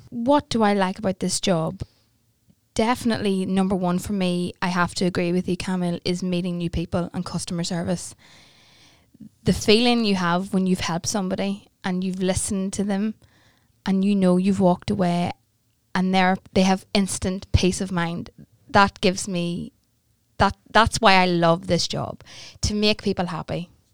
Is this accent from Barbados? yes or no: no; Newry, Northern Ireland, United Kingdom; I am born and bred in Newry, and I've lived here all of my life